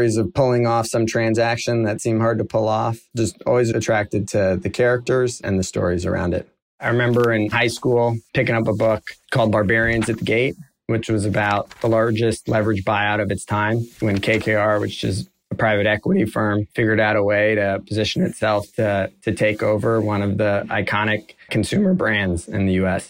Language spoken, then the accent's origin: English; South Florida, United States; I grew up down in South Florida